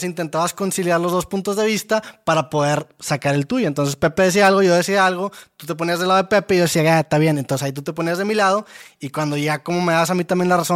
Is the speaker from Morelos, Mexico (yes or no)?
no; Santa Catarina, Nuevo León, Mexico; no soy de Monterrey, soy de Santa